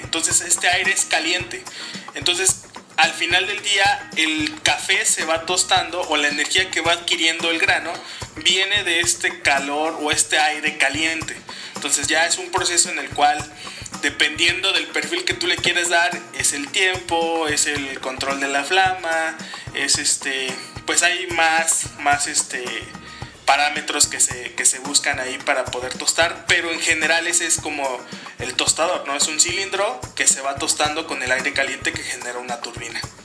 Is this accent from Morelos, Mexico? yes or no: yes; Cuernavaca, Morelos, Mexico; also born or lived in Mexico City; yo soy de Cuernavaca, vivimos en Cuernavaca, Morelos